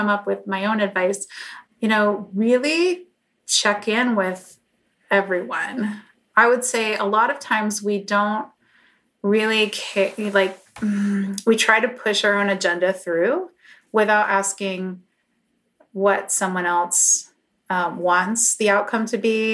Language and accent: English; New York, United States; moved away as an adult; now in Los Angeles, United States; I grew up in New York, but I came out to LA in 2007